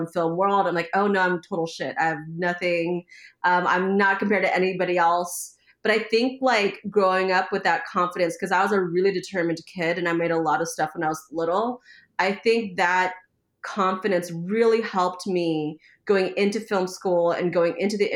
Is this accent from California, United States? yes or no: yes; Oakland, California, United States; I grew up in Oakland